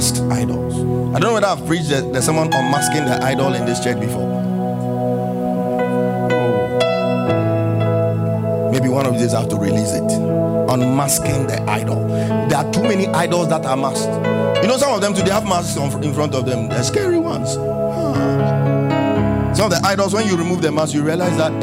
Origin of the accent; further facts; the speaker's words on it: Ghana; I'm Ghanaian